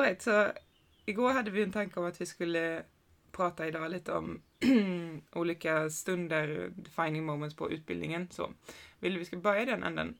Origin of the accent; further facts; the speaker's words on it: Sweden; jag är också född i, i Sverige